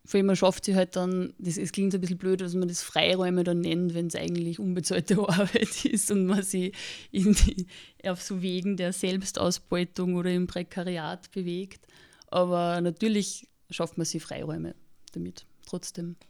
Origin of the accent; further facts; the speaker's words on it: Austria; ich bin am Land aufgewachsen und da war es einfach normal, dass man entweder bei der Feuerwehr ist oder bei der Blasmusikkapelle